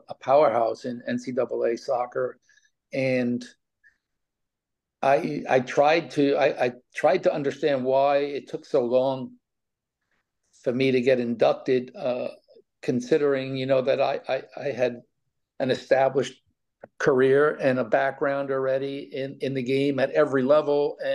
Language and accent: English; New York City, New York, United States; I was an all city baseball player in New York City